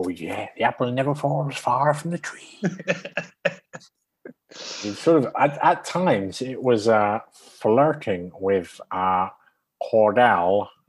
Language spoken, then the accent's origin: English; Cardiff, Wales, United Kingdom; also born or lived in Swansea; I grew up in Cardiff, but originally from Swansea.